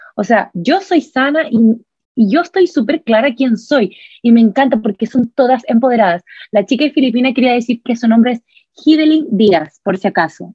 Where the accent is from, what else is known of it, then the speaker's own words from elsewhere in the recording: Chile; soy chilena, eh, soy blanca